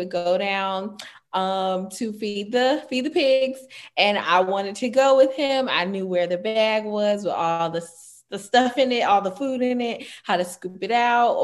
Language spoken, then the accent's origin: English; South Carolina, United States; I'm from the country, the small town of South Carolina.